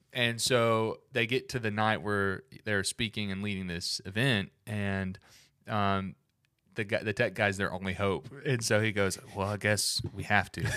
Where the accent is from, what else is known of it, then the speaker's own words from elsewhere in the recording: Alabama, United States; I'm from the South, from Alabama